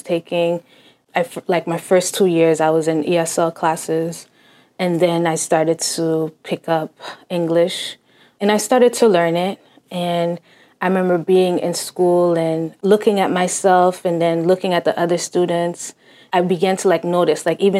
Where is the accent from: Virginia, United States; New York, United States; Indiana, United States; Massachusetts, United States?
Massachusetts, United States; Cambridge; first language Haitian Creole; English is a second language; I was born in Cambridge, Massachusetts, and my family's Haitian